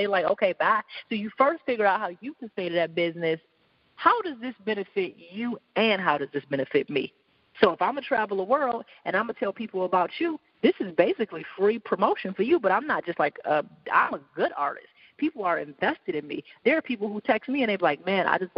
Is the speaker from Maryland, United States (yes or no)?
no; Detroit, Michigan, United States